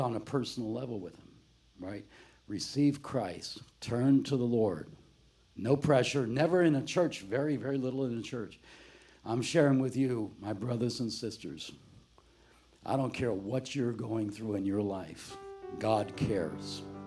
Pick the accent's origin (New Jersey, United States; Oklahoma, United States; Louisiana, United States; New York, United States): New Jersey, United States; also born or lived in Florida; we were raised in South Jersey